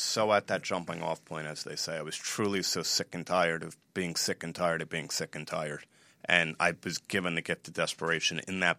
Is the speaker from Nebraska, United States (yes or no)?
no; New Jersey, United States; I'm from New Jersey and the U.S.